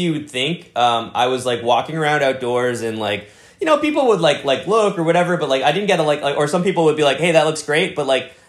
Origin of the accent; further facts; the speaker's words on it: New York City, New York, United States; I think it depends on where you grow up, but I think like growing up in New York City, like you're exposed to so much cool stuff